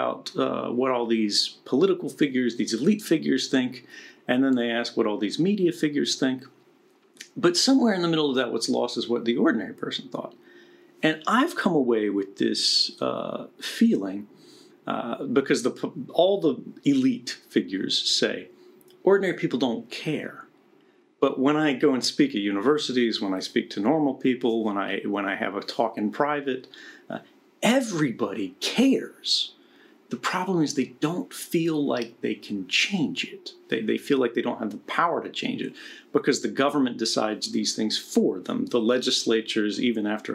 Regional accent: United States; now in Russia

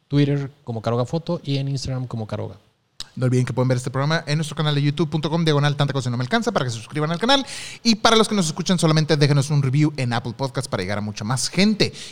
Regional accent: Tabasco, Mexico; son trabajillos que he estado haciendo este que van saliendo acá en mi pueblo. Saludos desde Tabasco.

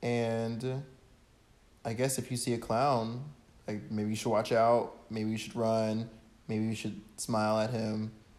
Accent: Ohio, United States; And I'm from Ohio.

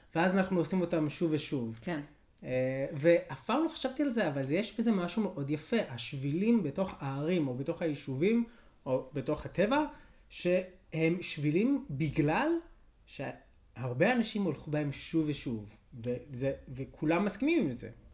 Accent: Beit Shemesh, Jerusalem District, Israel; כשגדלתי בבית שמש

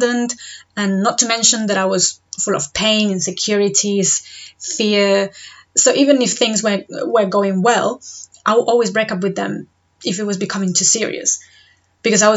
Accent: Spain; moved away as an adult; now in Devon, United Kingdom; I'm originally from Spain, I've been living in the UK for the past 7.5 years

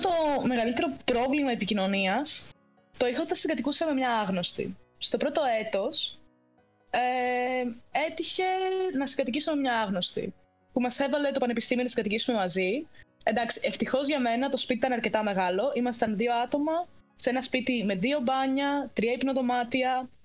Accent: Ioannina, Epirus, Greece; moved away as an adult; now in Cyprus; Είμαι από Γιάννενα και μένω Κύπρο.

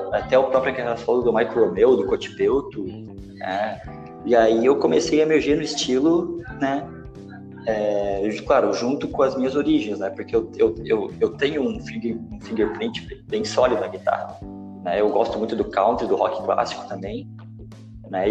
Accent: Joinville, Santa Catarina, Brazil; Eu sou de Joinville

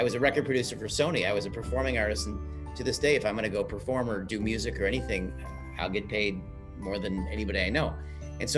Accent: Chicago, Illinois, United States; I grew up in Chicago here in the States

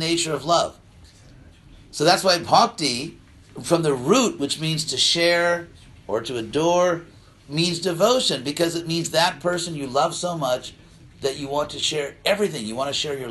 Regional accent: United States; I'm an American

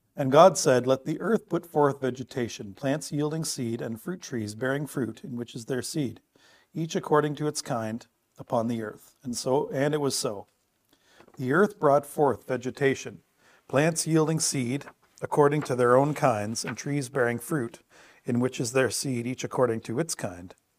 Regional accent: Bruce County, Ontario, Canada; growing up in Bruce County

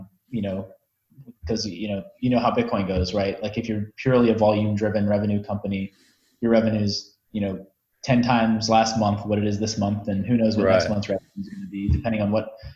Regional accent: United States; I'm an American

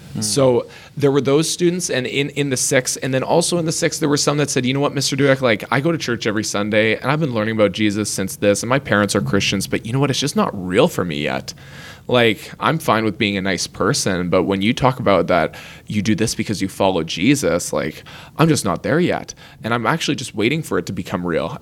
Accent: Lower Mainland, British Columbia, Canada; we are from the Lower Mainland of British Columbia in Canada

